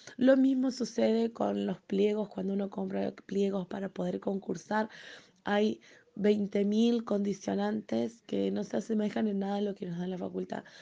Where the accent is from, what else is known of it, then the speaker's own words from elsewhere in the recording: Necochea, Buenos Aires Province, Argentina; also born or lived in San Juan / Mar del Plata; soy argentina